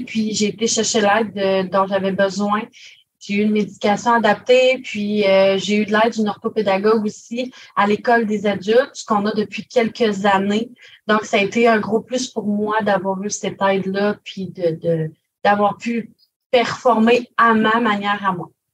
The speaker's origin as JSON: {"language": "French", "town": "Grande-Rivière", "region": "Quebec", "country": "Canada", "tie": "born or raised there", "said": "je suis originaire de Grande-Rivière"}